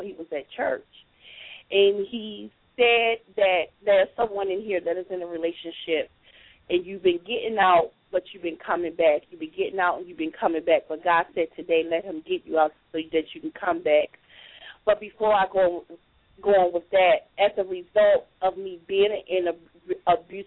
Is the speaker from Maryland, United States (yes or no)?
yes; Baltimore, Maryland, United States; moved away as an adult; also born or lived in Richmond, Virginia; now in Durham, United States; I'm originally from Baltimore, Maryland